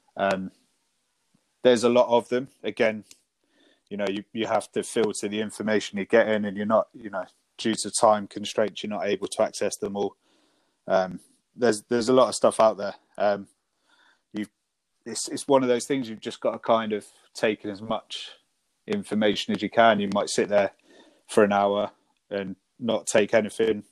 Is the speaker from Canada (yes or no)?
no; Devon, South West England, United Kingdom; moved away as an adult; now in Sussex, United Kingdom; I moved up to Sussex from Devon, where I grew up